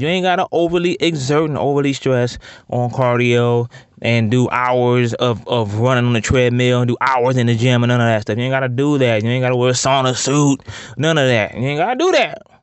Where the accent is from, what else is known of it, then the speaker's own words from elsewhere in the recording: Ohio, United States; I'm from Ohio